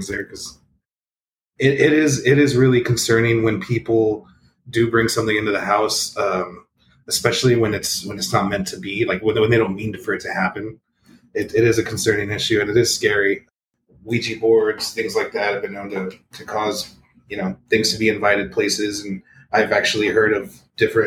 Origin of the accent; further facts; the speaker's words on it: Rio Grande Valley, Texas, United States; I grew up here in the Rio Grande Valley